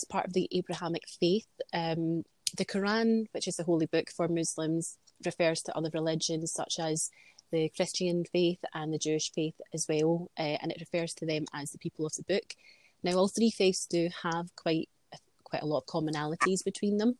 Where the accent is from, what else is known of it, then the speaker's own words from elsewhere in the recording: Glasgow, Scotland, United Kingdom; I'm born and brought up in Glasgow. We've lived in Scotland all my life.